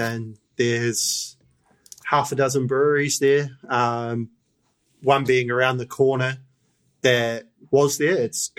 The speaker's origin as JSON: {"language": "English", "country": "New Zealand", "tie": "born or raised there", "moved": "as an adult", "lives_now": "Australia", "said": "I was born in New Zealand. My granddad is from Yorkshire. I've been living in Australia 9 years now, so I do see myself as an Australian now"}